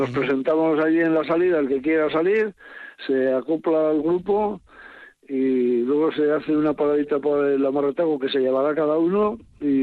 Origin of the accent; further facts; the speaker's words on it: Oreitia, Basque Country, Spain; yo soy de Oretia, yo soy de nacido en Oretia.